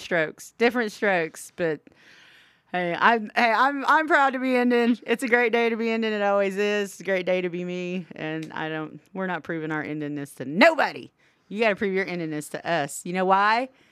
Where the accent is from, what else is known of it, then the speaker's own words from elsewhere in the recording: Southwest Oklahoma, United States; We're Indians from Southwest Oklahoma